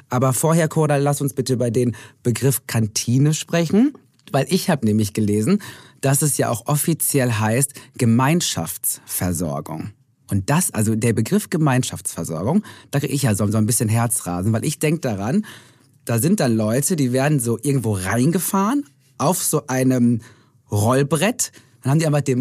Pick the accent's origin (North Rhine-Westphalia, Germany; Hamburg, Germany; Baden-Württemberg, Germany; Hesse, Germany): Hamburg, Germany; Also ich bin ja in Hamburg geboren, groß